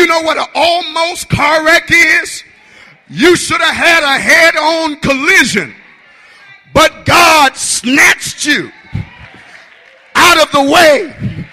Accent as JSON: {"language": "English", "town": "Detroit", "region": "Michigan", "country": "United States", "said": "I'm from Detroit, Michigan"}